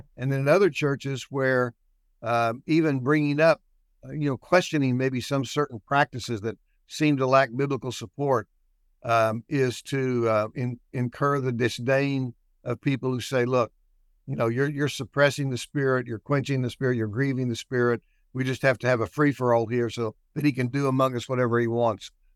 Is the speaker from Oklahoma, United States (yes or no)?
yes; Shawnee, Oklahoma, United States; also born or lived in Midland, Texas / Duncan, Oklahoma; I was born and raised in Shawnee, not far from here